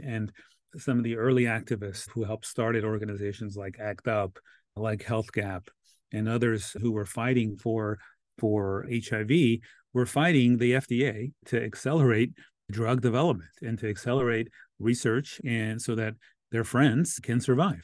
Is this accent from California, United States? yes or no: yes; Los Angeles, California, United States; I'm born and raised in Los Angeles